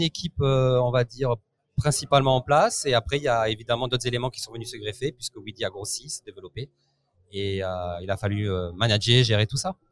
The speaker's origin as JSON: {"language": "French", "country": "France", "moved": "as an adult", "lives_now": "Italy", "said": "je n'habite plus en France, j'ai quitté la France et je suis parti vivre en Italie"}